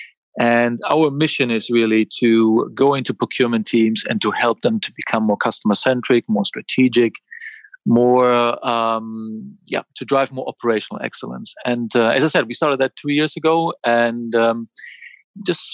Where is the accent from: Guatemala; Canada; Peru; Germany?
Germany; moved away as an adult; now in London, United Kingdom; But I'm originally from Germany